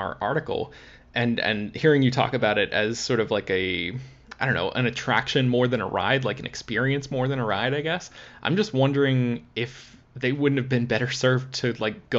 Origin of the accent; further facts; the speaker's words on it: Florida, United States; I grew up in Florida and I went to Walt Disney World a bunch as a kid